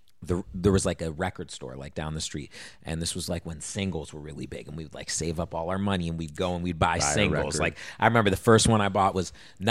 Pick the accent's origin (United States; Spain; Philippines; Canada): United States; Virginia; also born or lived in Texas / Los Angeles; I grew up in Virginia.